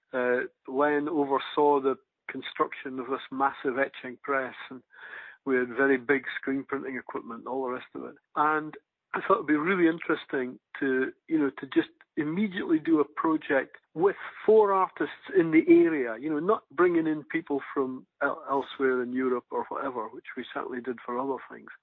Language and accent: English; Aberdeen, Scotland, United Kingdom; When I was growing up in Aberdeen